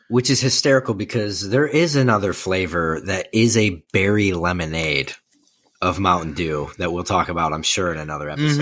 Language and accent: English; Midwest, United States; we are from the Midwest